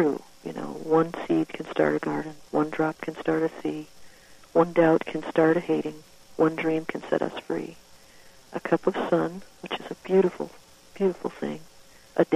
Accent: Woodstock, Illinois, United States; my hometown at that time, which was Woodstock, Illinois.

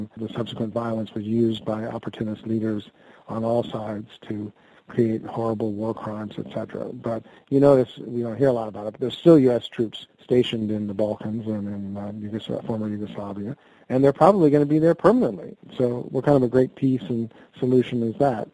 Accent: United States; I'm an American and I'm an American reporter

